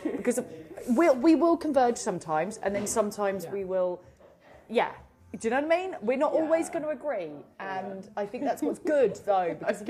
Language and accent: English; Ireland; I'm Irish